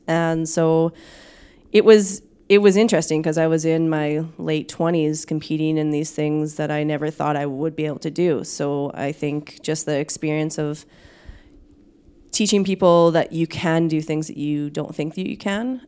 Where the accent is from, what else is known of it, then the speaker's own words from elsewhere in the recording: Saskatchewan, Canada; moved away as an adult; also born or lived in Manitoba; now in Winnipeg, Canada; I'm actually from Saskatchewan, so new import to, uh, Manitoba